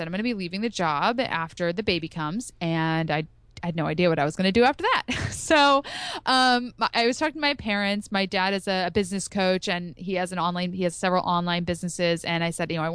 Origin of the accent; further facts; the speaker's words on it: outside of Philadelphia, Pennsylvania, United States; I grew up outside of Philadelphia.